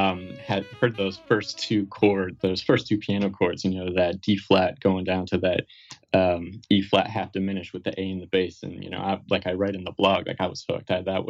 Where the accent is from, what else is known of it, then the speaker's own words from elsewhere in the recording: Fargo, North Dakota, United States; grew up across the river from his home state.